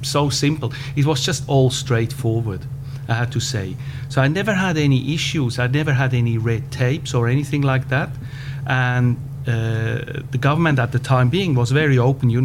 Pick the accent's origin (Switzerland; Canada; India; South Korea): Switzerland; accent: Swiss-German; English is a second language; moved away; I was born between Zurich and Lucerne in a countryside, not too country, but countryside. And you can hear it from my accent. I probably can never lose my Swiss-German accent in my English